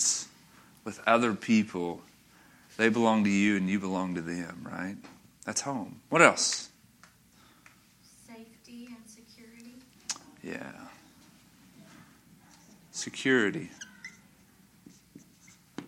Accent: North Little Rock, Arkansas, United States; I grew up in North Little Rock. I grew up, first 16 and a half years of my life were in North Little Rock.

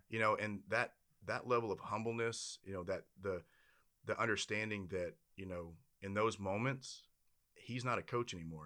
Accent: Louisiana, United States; I'm from Louisiana

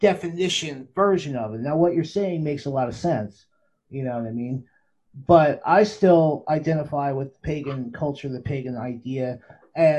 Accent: Philadelphia, Pennsylvania, United States; I'm from the Philly area

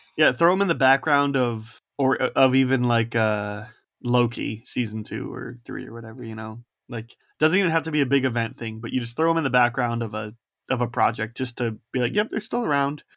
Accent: Indiana, United States; I'm from Indiana

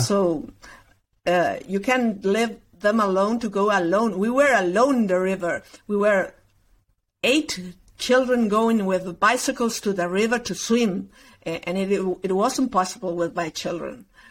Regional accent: Concordia, Entre Ríos, Argentina; English is a second language; moved away; also born or lived in Uruguay; I was born there, and I I uh, get in Argentina when I was three months

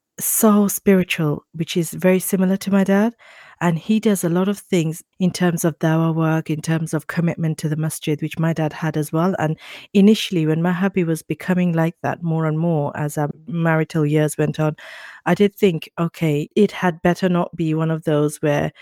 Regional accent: Birmingham, West Midlands, United Kingdom; although I'm from Birmingham, I used to be in London

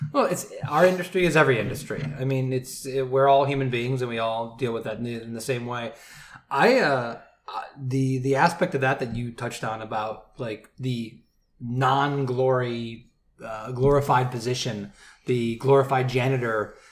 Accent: Michigan, United States; I'm from Michigan

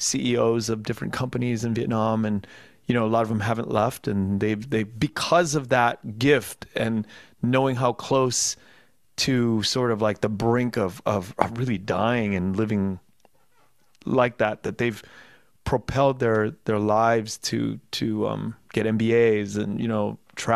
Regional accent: Los Angeles, California, United States; I grew up in South LA or mid city.

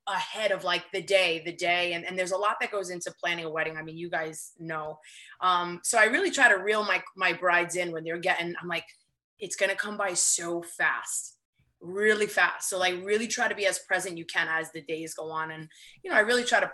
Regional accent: New York City, New York, United States; I'm in New York. I live in Queens. I do work in the city, but I live in Queens. Yeah. And I'm from Queens, but not this side.

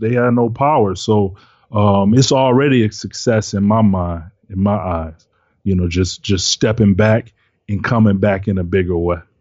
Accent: Detroit, Michigan, United States; I'm from Detroit, live in Detroit

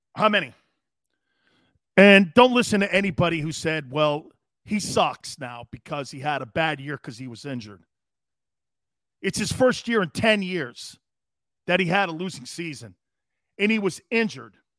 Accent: the Cove, Connecticut, United States; I come from the Cove, there where all the Paisans live in Connecticut

